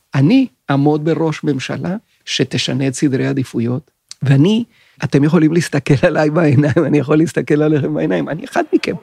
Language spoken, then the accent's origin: Hebrew; Venezuela; moved away as an adult; also born or lived in Chile / Tel Aviv, Israel; now in Israel; נולדתי בצ'ילה, ב-1956, ואחרי שנתיים משפחתי עברה לוונצואלה, ואני גדלתי בוונצואלה בשנים 1958 עד 1977